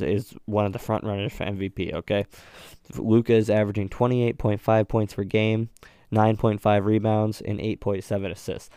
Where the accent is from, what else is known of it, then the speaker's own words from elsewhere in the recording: New England, United States; I'm from New England